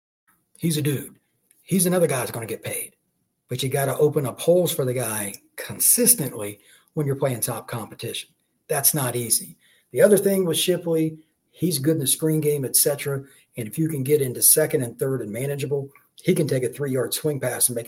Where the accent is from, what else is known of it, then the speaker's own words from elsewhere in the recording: Indiana, United States; moved away; I'm originally from Indiana